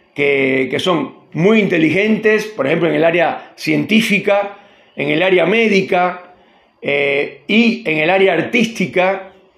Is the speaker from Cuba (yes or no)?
yes; Cuba; moved away as an adult; also born or lived in Argentina; now in Neuquén, Argentina; soy cubano argentino, con mucho orgullo lo digo